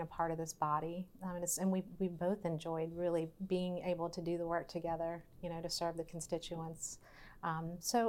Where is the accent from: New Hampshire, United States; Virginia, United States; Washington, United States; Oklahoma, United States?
Virginia, United States; Verona; We came from the same hometown